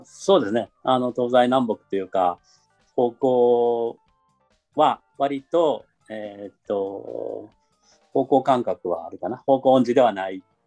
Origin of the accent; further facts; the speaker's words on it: Kansai, Japan; 関西人やから